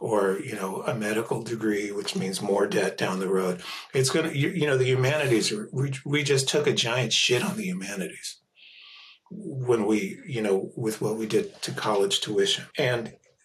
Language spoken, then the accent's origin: English; Philadelphia, Pennsylvania, United States; Growing up in Philadelphia in the 1970s in an immigrant community